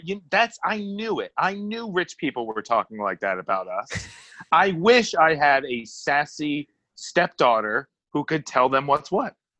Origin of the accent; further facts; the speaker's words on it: Connecticut, United States; growing up in Connecticut